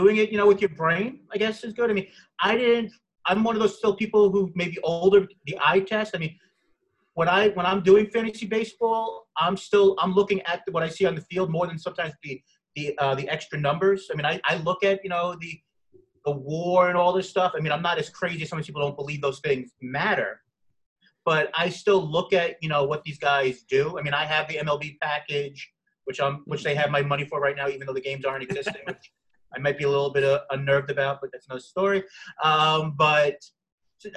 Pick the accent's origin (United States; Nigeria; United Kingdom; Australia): United States; New York; I'm from New York, I live in the Bronx